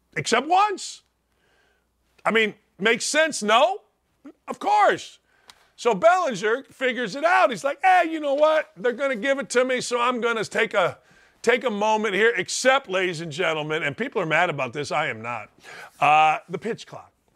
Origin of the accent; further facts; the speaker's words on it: Merrillville, Indiana, United States; moved away; my hometown was Maryville, Indiana. It's over here in the northwest corner.